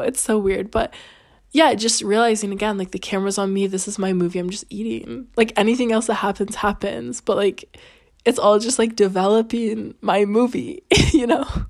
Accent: Canada; now in Italy; I'm Canadian.

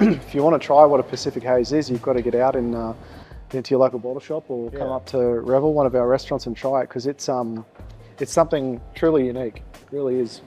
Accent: Gold Coast, Queensland, Australia; also born or lived in Brisbane; I was born and raised on the Gold Coast

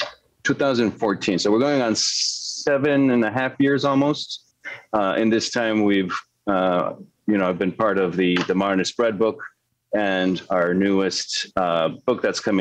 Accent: Mexico City, Mexico; moved away; I was born and raised in Mexico City

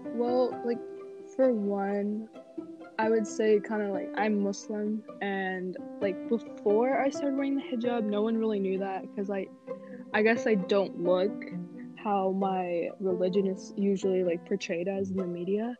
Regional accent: United States; I was born here. But I guess you mean like just like my overall life in America

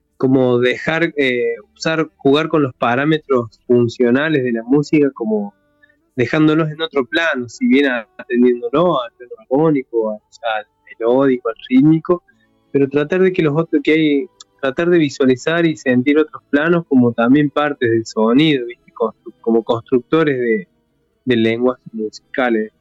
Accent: Traslasierra Valley, Córdoba, Argentina; en el Valle detrás de la Sierra, que es de donde yo soy oriundo

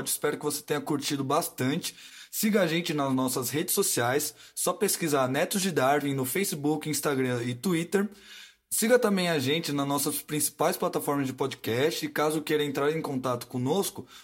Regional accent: São Paulo, Brazil; eu sou aqui de São Paulo

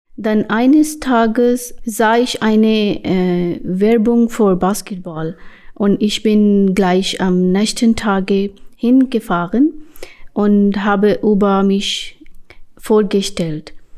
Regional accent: Pakistan; German is a second language; moved away as an adult; now in Hamburg, Germany; ich komme aus Pakistan in 2019. Äh, ich wohne hier in Eimsbüttel, Hamburg.

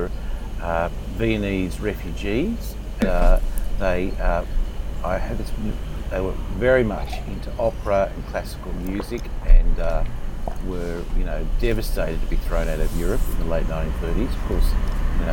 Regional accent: Sydney, New South Wales, Australia; I grew up in Carlingford, Sydney's northwest.

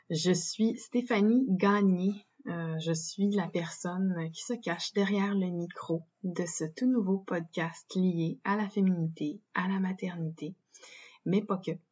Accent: Quebec, Canada; also born or lived in British Columbia; j'ai grandi au Québec. Je suis née en Colombie-Britannique. Mes parents étaient militaires, donc on a beaucoup bougé quand j'étais enfant

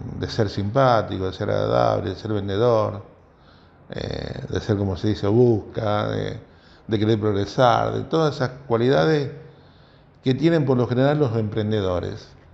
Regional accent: Rosario, Santa Fe, Argentina; Yo soy de Nuevo Alberdi, un barrio

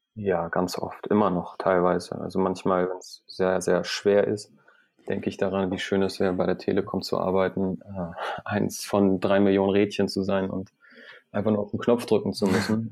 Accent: Iran; moved away; ich komme ursprünglich aus dem Iran

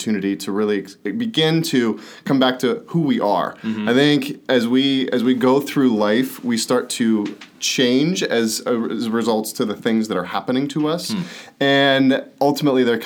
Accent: Pittsburgh, Pennsylvania, United States; born and raised in Pittsburgh, super proud to be from there

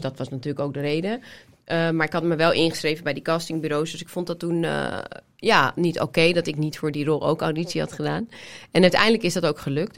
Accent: Amsterdam, North Holland, Netherlands; Ik kom uit Amsterdam

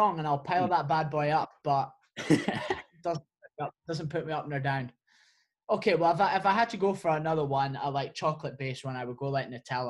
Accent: Scotland, United Kingdom; I'm Scottish PT. Don't really sound Scottish, whether that's irrelevant or not.

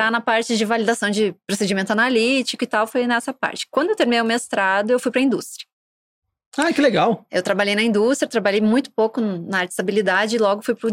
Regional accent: Santo Ângelo, Rio Grande do Sul, Brazil; Né? Se vê que meu sotaque já mudou um pouco, né? Mas enfim, eu sou do interior do Rio Grande do Sul, de Santo Ângelo, uma cidade nas Missões.

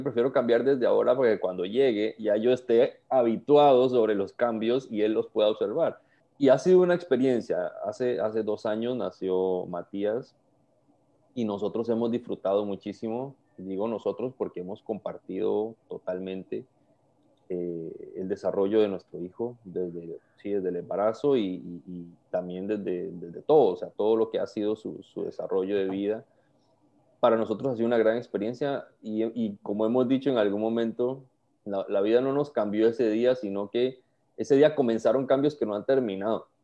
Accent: Costa Rica; now in Panama; Soy costarricense, pero vivo en Panamá hace, hace bastantes años, como unos 15 años aproximadamente.

